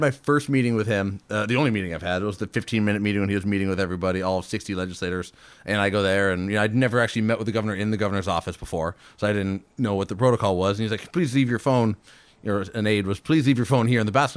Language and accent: English; Fairbanks, Alaska, United States; born and raised in Fairbanks.